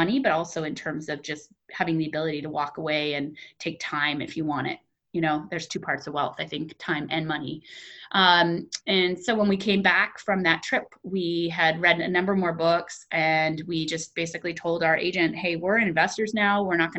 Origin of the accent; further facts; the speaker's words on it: Papua New Guinea; also born or lived in Pohnpei, Micronesia; I was raised in Papua New Guinea and Pohnpei, which is in Micronesia and the Pacific Islands.